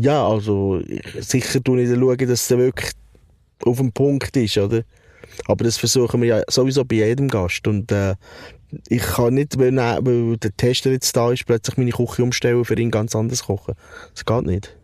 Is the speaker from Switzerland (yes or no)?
yes; Switzerland; ich bin in der Schweiz aufgewachsen.